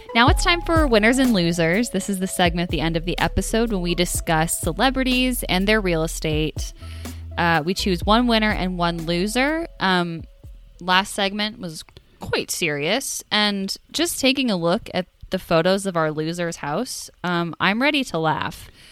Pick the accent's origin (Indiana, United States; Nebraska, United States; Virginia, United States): Nebraska, United States; Omaha; my hometown was in Omaha